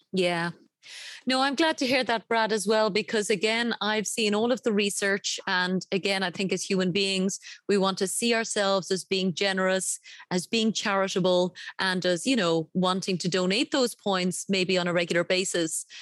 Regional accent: Ireland; my home country of Ireland

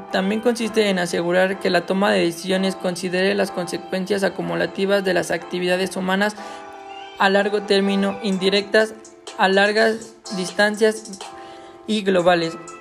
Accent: Mexico; yo soy de México

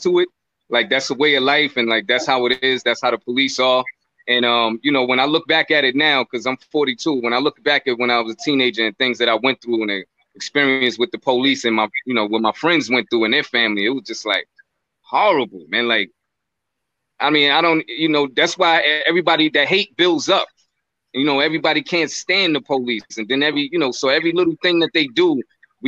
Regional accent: New York City, New York, United States; where I grew up in Crown Heights. It was really rough.

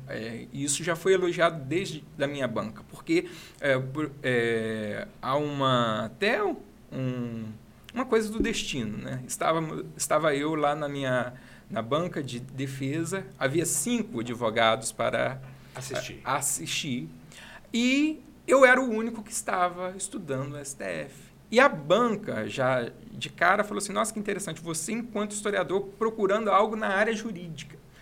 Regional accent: Itaperuna, Rio de Janeiro, Brazil; Sou de Itaperuna, natural daqui

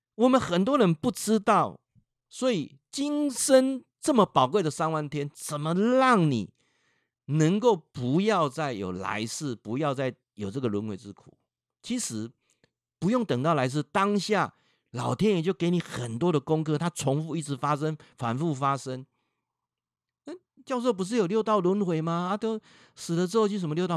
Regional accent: Changhua County, Taiwan; 我本身在彰化住了一辈子

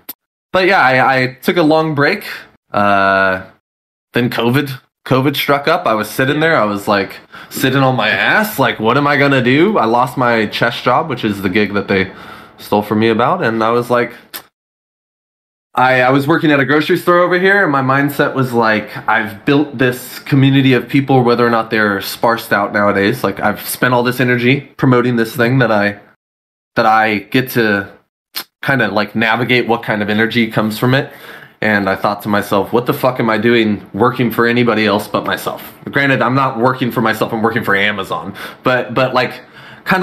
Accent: California, United States; I've never been out of here, bro. This is all I know.

